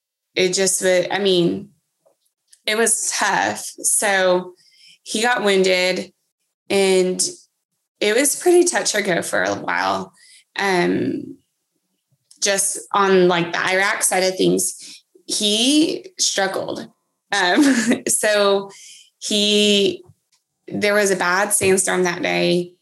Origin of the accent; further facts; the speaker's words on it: Texas, United States; also born or lived in Germany / Georgia / Kansas; So I was born in Germany and then we kind of moved. We lived in Georgia after, and then Kansas, and then wound up in Texas, which is where we ended up, and we never left.